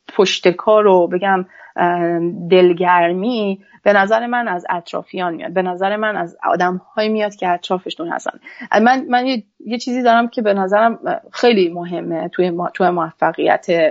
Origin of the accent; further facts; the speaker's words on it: Iran; moved away as an adult; now in Canada; یک خانم فنی هستم از ایران اومدم